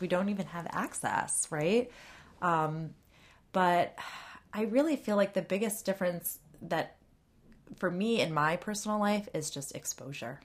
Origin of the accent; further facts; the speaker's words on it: Ann Arbor, Michigan, United States; now in Washington, D.C., United States; when I was in Michigan, uh, I'm from Ann Arbor